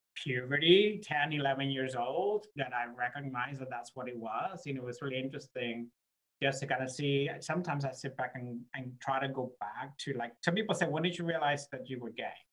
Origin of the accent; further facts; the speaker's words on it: Puerto Rico; moved away; also born or lived in Jacksonville, Florida, United States; I was born in Puerto Rico